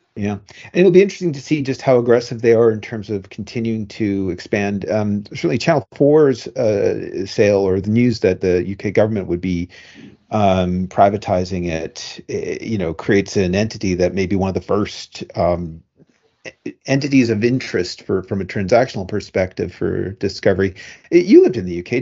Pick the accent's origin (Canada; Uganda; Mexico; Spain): Canada; now in United States; Me as a Canadian